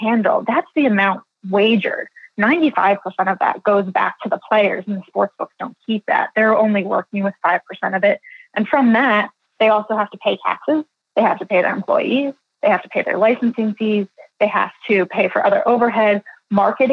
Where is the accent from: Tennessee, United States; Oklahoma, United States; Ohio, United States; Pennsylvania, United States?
Pennsylvania, United States; Philadelphia; moved away; I'm originally from Philadelphia